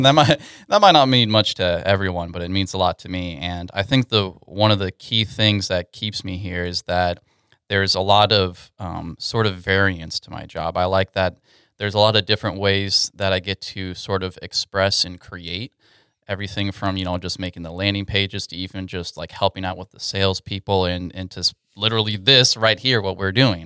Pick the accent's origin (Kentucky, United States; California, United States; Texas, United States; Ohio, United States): Texas, United States; Katy; moved away as an adult; now in Dallas–Fort Worth, United States; I'm originally from Houston, Texas, Katy in particular